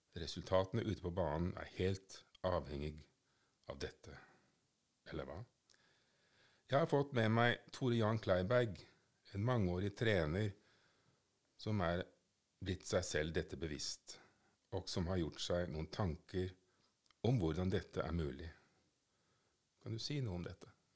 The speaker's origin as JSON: {"language": "Norwegian", "country": "Norway"}